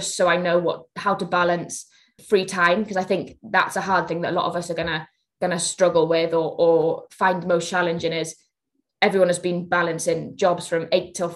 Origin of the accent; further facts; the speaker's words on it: Wales, United Kingdom; as a Welsh nation